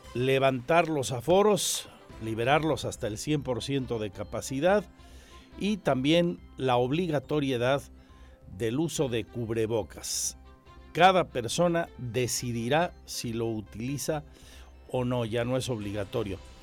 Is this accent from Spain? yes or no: no; Mexico; seguimos siendo mexicanos